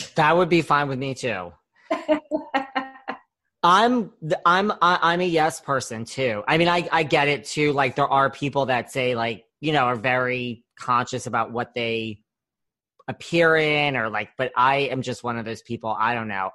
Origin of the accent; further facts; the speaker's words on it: New York, United States; I'm from New York